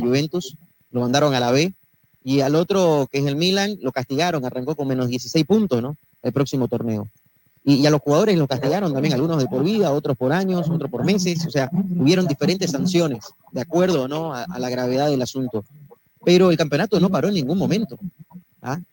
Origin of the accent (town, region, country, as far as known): Bolivia